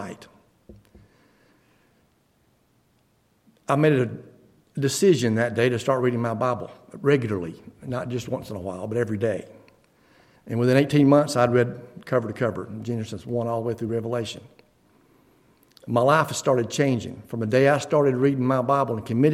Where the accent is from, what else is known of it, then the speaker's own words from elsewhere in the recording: Beaver Dam, United States; I grew up locally in the Beaver Dam community, and was born into a Christian family